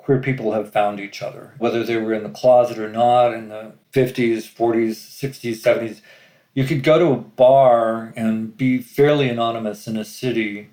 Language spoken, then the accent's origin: English; Central California, United States; I was brought up in Central California